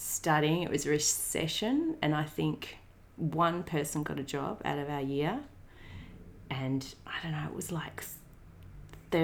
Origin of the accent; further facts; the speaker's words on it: Donnybrook, Western Australia, Australia; now in Melbourne, Australia; I grew up in a small country town in WA called Donnybrook